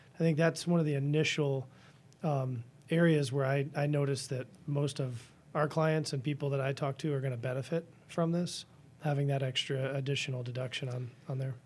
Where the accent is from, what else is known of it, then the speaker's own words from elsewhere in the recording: Washington, District of Columbia, United States; now in Dane County, Wisconsin, United States; I grew up in Washington, N D C area